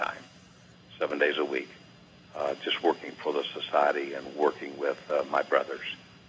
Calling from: St. Pete Beach, Florida, United States; Calling in from St. Pete Beach, Florida.

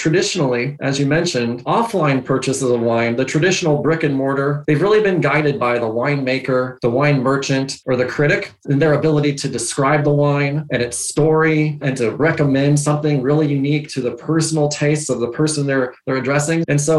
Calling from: Seattle, Washington, United States; I'm joining you from Seattle, Washington.

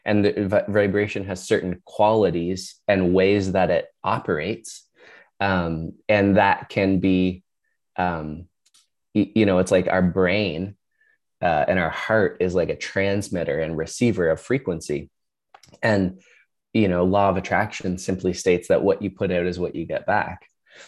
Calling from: Ontario, Canada; I am in Ontario, Canada. So a couple hours north of Toronto.

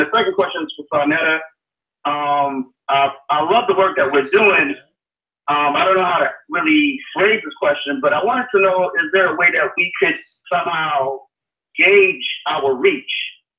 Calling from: Atlanta, Georgia, United States; I'm calling from Atlanta, Georgia.

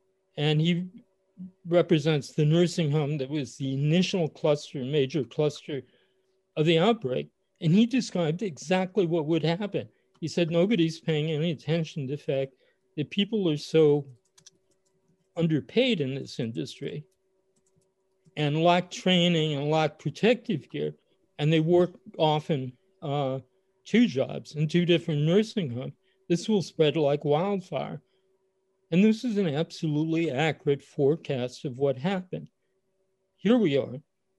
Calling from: San Diego, California, United States; I'm speaking from San Diego

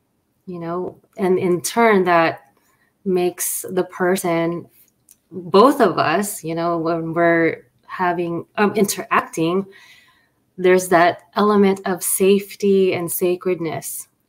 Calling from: Los Angeles, California, United States; And I'm streaming from Los Angeles, California in the west side.

